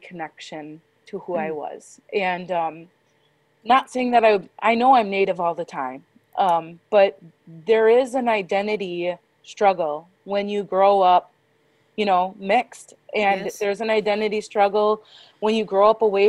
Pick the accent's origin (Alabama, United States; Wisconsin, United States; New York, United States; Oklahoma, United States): Wisconsin, United States; Kiel; also born or lived in Sheboygan, Wisconsin; I was born in Sheboygan, and then I was raised in Keele, Wisconsin. So I grew up off of the reservation